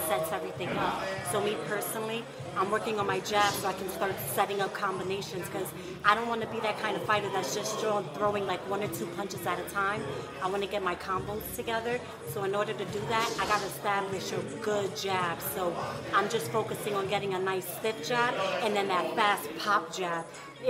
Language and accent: English; Brooklyn, New York, United States; I am from Brooklyn.